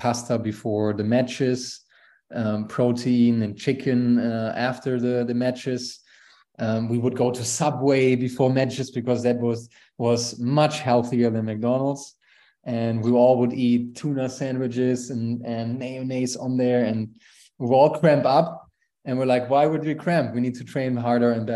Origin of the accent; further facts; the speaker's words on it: Aachen, North Rhine-Westphalia, Germany; English is a second language; moved away as an adult; also born or lived in Valdosta, Georgia; I grew up as the youngest of four in a small town in Germany called Aachen, close to the border to Netherlands and Belgium